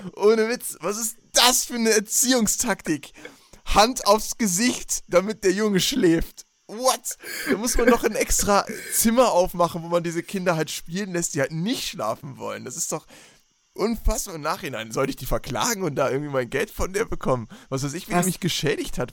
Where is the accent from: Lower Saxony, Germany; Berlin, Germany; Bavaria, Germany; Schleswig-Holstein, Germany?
Berlin, Germany; moved away; als ich noch in Berlin gelebt habe, ne, da bin ich ja geboren, Leute, ich bin ja in der Metropole schlechthin aufgewachsen.